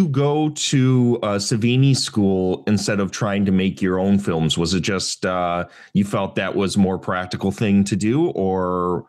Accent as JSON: {"language": "English", "town": "Plainfield", "region": "Illinois", "country": "United States", "tie": "born or raised there", "also_born_or_lived": "Joliet", "said": "having grown up on the outskirts of Chicago, I grew up in Plainfield. I was born in Joliet."}